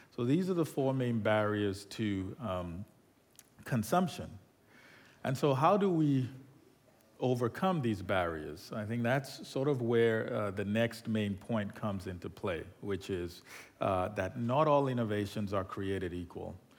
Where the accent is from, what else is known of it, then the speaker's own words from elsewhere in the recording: Nigeria; moved away; I'm originally from Nigeria